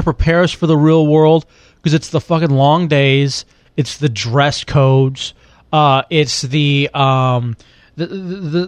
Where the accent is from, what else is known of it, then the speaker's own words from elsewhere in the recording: Texas, United States; moved away; I grew up in Texas